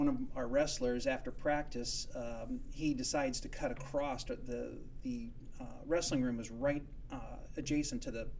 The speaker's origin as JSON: {"language": "English", "town": "Manson", "region": "Iowa", "country": "United States", "tie": "born or raised there", "also_born_or_lived": "Indiana", "said": "I grew up in Manson, Iowa. I was a farm kid by trade."}